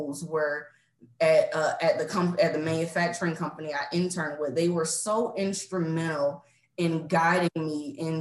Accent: Savannah, Georgia, United States; moved away as an adult; born and raised in Savannah, Georgia

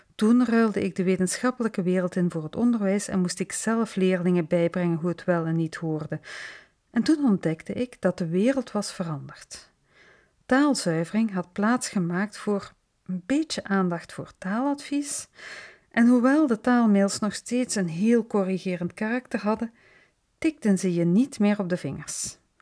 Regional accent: Flanders, Belgium; accent: tussentaal (Flemish intermediate Dutch); first language Dutch (Flemish tussentaal); mijn moedertaal eigenlijk de variant die tegenwoordig tussentaal wordt genoemd

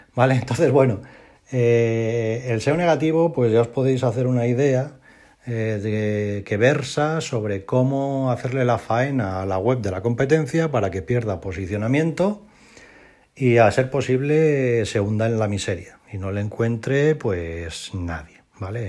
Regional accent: Spain; de toda la vida de Dios hemos llamado en España

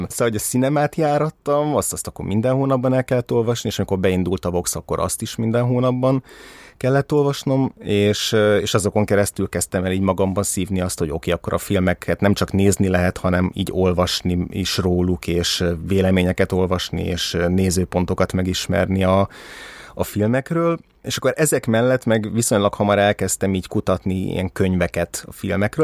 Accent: Budapest, Hungary; 1984. augusztus 22-én születtem Budapesten

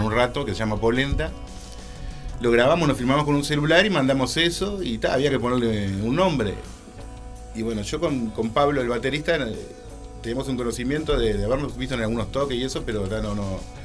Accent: Montevideo, Uruguay; yo soy de Montevideo

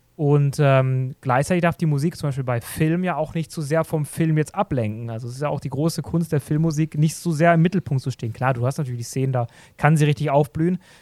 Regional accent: Black Forest, Baden-Württemberg, Germany; moved away; Ich komme ursprünglich aus dem Schwarzwald

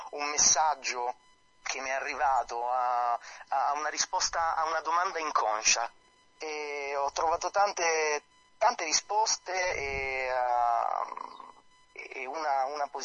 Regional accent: Campania, Italy; Non sono di Salerno città, però Salerno l'amo. Sono a 10 km, quindi in 10 minuti sono lì

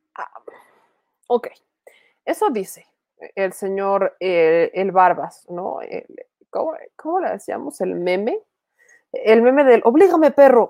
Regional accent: Puebla, Mexico; siendo poblana

